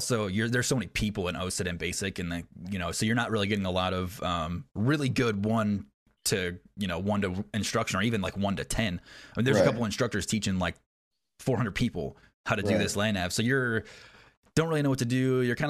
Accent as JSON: {"language": "English", "region": "New York", "country": "United States", "moved": "as an adult", "said": "I was in Oklahoma and then Georgia, and so, like, I'm from New York."}